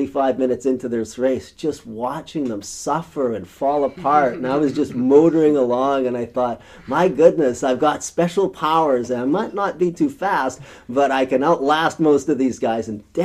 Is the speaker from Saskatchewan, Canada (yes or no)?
yes; rural Saskatchewan, Canada; moved away; It was a dusty road in rural Saskatchewan in September of 1976. I was in grade 7